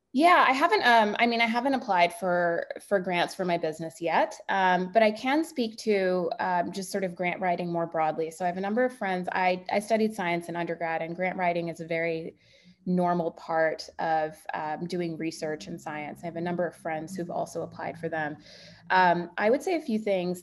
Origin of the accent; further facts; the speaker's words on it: Bay Area, California, United States; I'm from the Bay Area